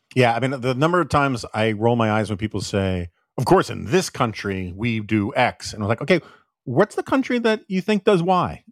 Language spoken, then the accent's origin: English; United States